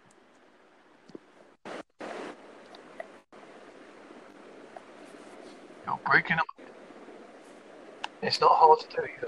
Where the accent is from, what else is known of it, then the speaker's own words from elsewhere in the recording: Essex, East of England, United Kingdom; also born or lived in Southend-on-Sea; now in Devon, United Kingdom; Originally, I'm from Essex